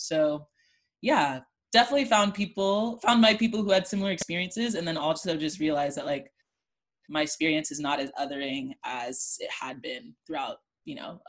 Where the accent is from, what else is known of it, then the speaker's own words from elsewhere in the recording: Missouri, United States; also born or lived in Arkansas; so I grew up in Missouri. For the first 9 years of my life was in Missouri